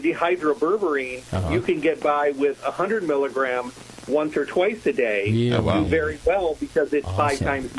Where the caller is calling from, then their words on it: Las Vegas, Nevada, United States; From Las Vegas, from home.